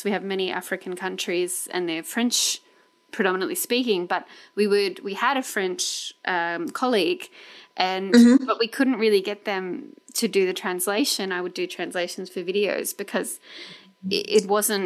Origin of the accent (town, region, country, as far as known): Australia